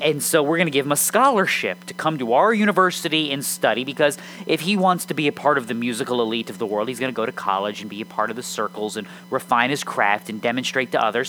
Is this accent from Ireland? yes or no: no; United States; I'm an American